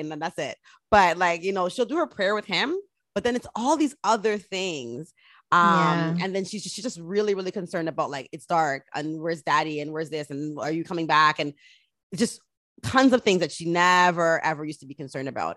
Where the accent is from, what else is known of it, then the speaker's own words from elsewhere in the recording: Jamaica; being Jamaican, we used to get Ray and Nephew on the tongue